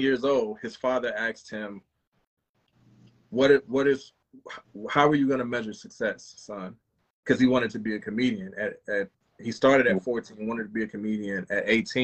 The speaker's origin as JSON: {"language": "English", "region": "South Louisiana", "country": "United States", "said": "I'm from South Louisiana."}